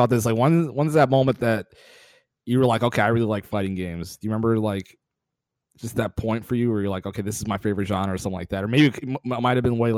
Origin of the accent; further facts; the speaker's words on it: Atlanta, Georgia, United States; I grew up in Atlanta.